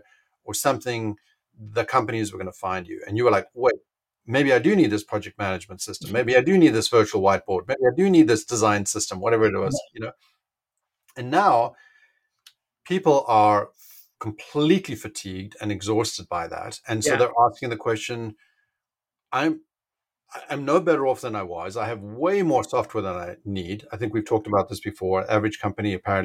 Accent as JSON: {"language": "English", "country": "South Africa", "tie": "born or raised there", "also_born_or_lived": "Richmond, London", "moved": "yes", "said": "I grew up in South Africa"}